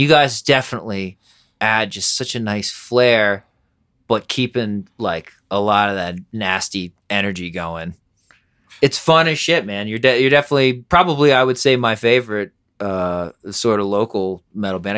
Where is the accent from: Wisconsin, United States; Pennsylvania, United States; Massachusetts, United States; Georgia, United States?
Pennsylvania, United States; Harrisburg; also born or lived in New York; now in Denver, United States; that's in Pennsylvania where I grew up